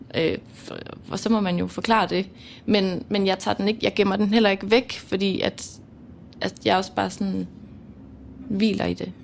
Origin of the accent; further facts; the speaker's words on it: Mols, Djursland, Central Denmark Region, Denmark; accent: Jutlandic; jeg er opvokset på Mols på Djursland.